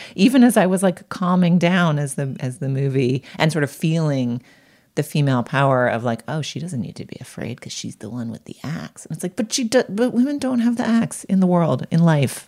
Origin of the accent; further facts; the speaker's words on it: Boston, Massachusetts, United States; moved away; I grew up in Boston